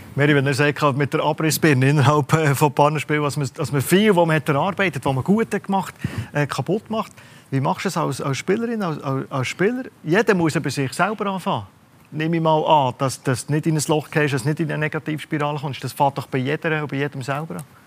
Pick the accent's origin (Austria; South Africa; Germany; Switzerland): Switzerland; wir Schweizer